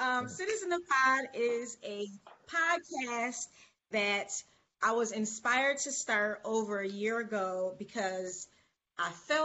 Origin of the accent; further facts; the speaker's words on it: Buffalo, New York, United States; I'm originally from Buffalo, New York